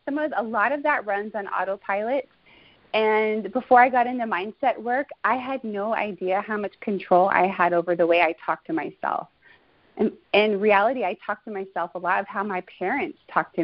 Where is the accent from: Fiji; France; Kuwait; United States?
United States; Houston, Texas; now in California, United States; I come from Houston, Texas, born and raised